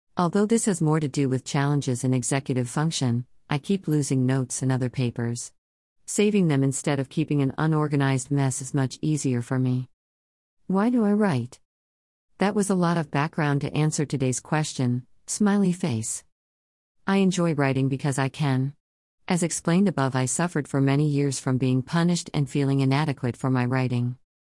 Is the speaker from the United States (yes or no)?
no; Germany; English is a second language; moved away as an adult; now in Canada; I was born and raised in Germany